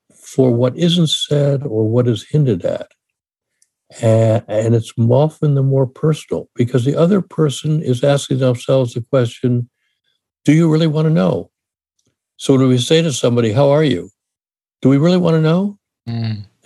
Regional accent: Washington, District of Columbia, United States; moved away as an adult; also born or lived in Ohio / Michigan; now in California, United States; I grew up in Washington D.C., went to school in Ohio, then in Michigan. I'm now in California

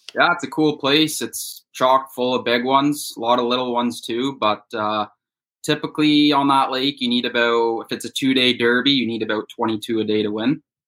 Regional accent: Bowmanville, Ontario, Canada; I'm from Bowmanville, Ontario, which is about an hour east of Toronto. I've lived here since I was five years old

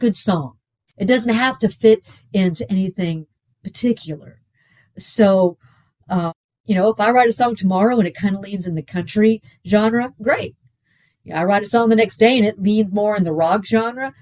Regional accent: Houston, Texas, United States; also born or lived in Pittsburgh, Pennsylvania; I spent most of my life in Houston

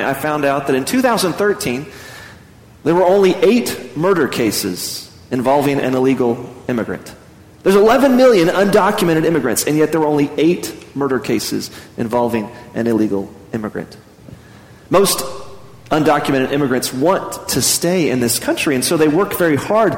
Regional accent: Midland, Texas, United States; moved away as an adult; also born or lived in San Antonio / Dallas / Houston; now in Amarillo, United States; I grew up in Midland

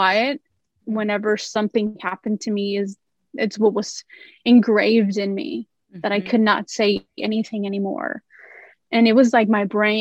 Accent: Los Angeles, California, United States; I grew up in Los Angeles, California, South Central

